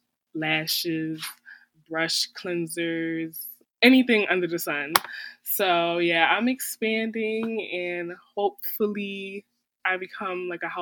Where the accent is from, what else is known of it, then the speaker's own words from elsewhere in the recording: Philadelphia, Pennsylvania, United States; moved away as an adult; now in Florida, United States; We're both from Philadelphia.